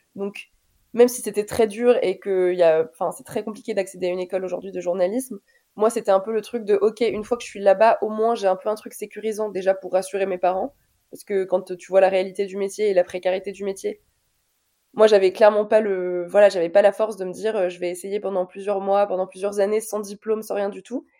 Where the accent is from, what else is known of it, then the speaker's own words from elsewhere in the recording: Paris, Île-de-France, France; also born or lived in Alfortville; je suis née en France en 97, à Alfortville, pour être très précise, dans le 94.